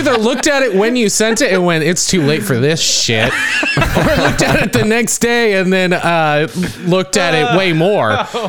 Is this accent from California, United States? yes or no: yes; California, United States; as a Californian.